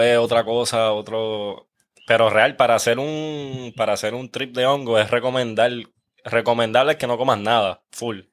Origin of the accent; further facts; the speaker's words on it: Guaynabo, Puerto Rico; yo soy de Guaynabo, pero yo soy del área de campo, like yo criaba conejos y todo